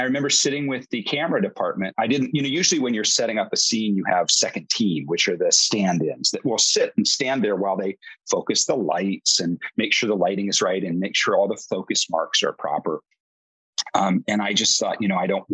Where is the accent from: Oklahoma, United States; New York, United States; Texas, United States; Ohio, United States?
Ohio, United States; Dayton; I'm actually from Dayton, Ohio